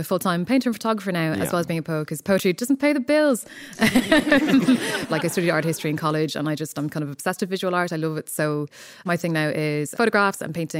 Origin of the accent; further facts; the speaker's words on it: Dublin, Leinster, Ireland; Yeah, I'm from Dublin. Yes. I was born in Kingswood in Tala, and I was raised by a single parent mother.